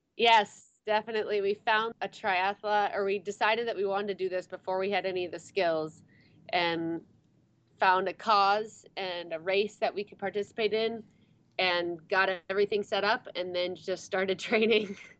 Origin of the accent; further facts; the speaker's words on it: Wisconsin, United States; moved away as an adult; also born or lived in Michigan / Arizona / South Korea; we grew up in Wisconsin, went to college in Michigan